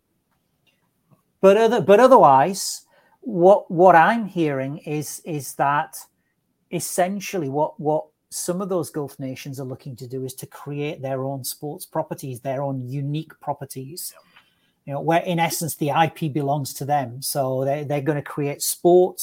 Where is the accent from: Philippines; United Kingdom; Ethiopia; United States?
United Kingdom; England; as an Englishman